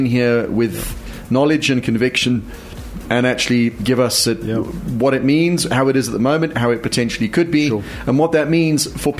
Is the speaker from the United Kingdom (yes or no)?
yes; United Kingdom; now in South Africa; I was born in the UK.